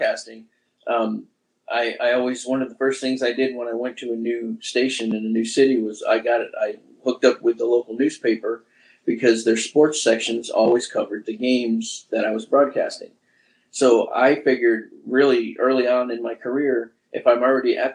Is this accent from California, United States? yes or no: no; New York City, New York, United States; moved away as an adult; now in Florida, United States; I grew up in New York City.